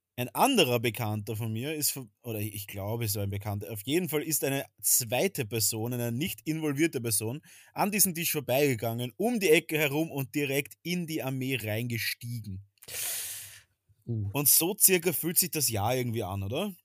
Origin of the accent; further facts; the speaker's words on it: Vienna, Austria; bei uns in Wien